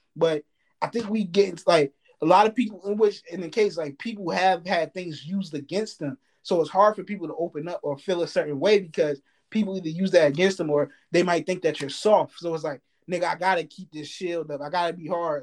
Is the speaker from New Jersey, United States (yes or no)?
yes; New Jersey, United States; I'm from Jersey